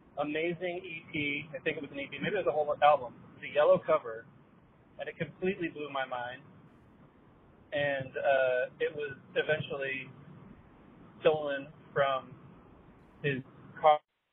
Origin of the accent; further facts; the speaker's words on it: Rockford, Illinois, United States; now in South Bend, United States; from South Bend. I am a first-time caller, and I grew up in Rockford, Illinois. Northern Illinois represents.